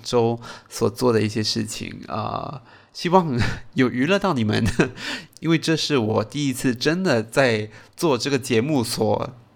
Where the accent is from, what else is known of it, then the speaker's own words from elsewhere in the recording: Singapore; 我身为一个新加坡人呢